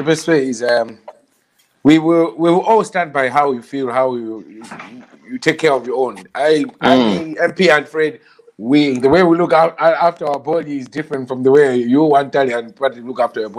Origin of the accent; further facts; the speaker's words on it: Malawi; moved away; You know, we're all from Malawi.